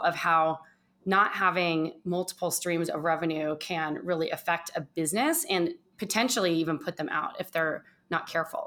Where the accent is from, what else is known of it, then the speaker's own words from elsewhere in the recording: Orange County, Southern California, United States; moved away as an adult; also born or lived in Los Angeles / San Francisco / New York / East Coast; now in Phoenix, Arizona, United States; I was born in Southern California, in Orange County